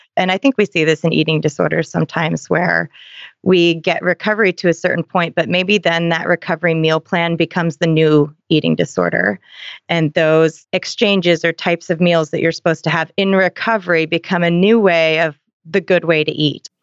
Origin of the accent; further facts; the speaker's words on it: Seattle, Washington, United States; I'm from Seattle too